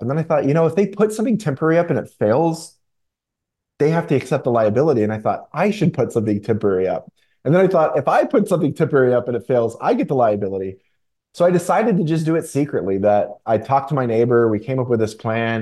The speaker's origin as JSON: {"language": "English", "town": "Chattanooga", "region": "Tennessee", "country": "United States", "tie": "born or raised there", "also_born_or_lived": "Florida", "said": "I was born in Florida. I grew up in Tennessee. Tennessee is what I consider to be my home, Chattanooga, Tennessee in particular"}